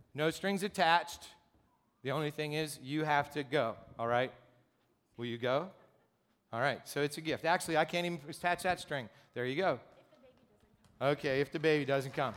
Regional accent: Gipsy, Pennsylvania, United States; I grew up in Gypsy, Pennsylvania

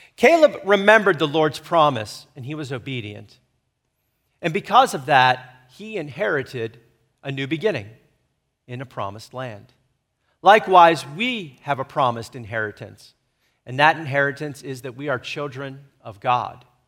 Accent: United States; I am to be an American

